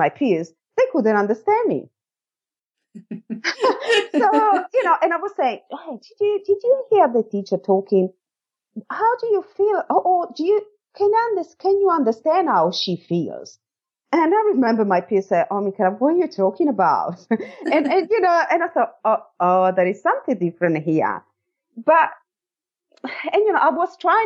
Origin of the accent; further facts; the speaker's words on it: Italy; moved away as an adult; now in Australia; I'm from Italy. I moved to Australia in 2004 and I moved here for love as I met my current Australian husband in Italy.